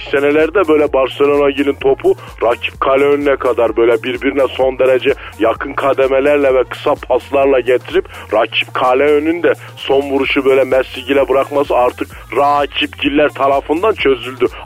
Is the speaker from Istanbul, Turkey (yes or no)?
no; Ankara, Turkey; also born or lived in Arapgir, Malatya; Abi ben Malatya Arapçır'da doğmuşum şimdi. Fakat Ankara'da büyümüşüm. Pursaklar'da oturdum. Şimdi Öveçler'e taşındım.